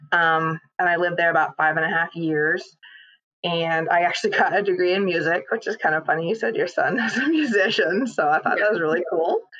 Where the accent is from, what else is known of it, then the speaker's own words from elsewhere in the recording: British Columbia, Canada; moved away; also born or lived in Fort St. John, British Columbia; I'm actually a Canadian. I was born and raised in British Columbia